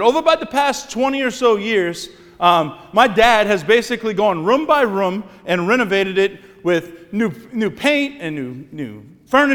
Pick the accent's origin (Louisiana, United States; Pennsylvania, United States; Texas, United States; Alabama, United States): Louisiana, United States; Cut Off; born or raised there; moved away as an adult; now in Thibodaux, United States